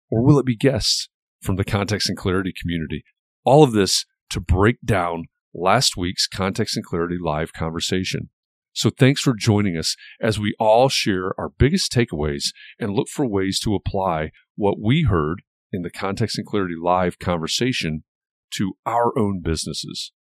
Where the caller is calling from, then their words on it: Indianapolis, Indiana, United States; I'm joining from Indianapolis, Indiana.